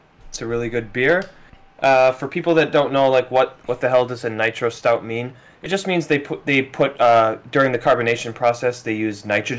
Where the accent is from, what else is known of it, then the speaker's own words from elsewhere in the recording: Wisconsin, United States; …, …, we're both from Wisconsin.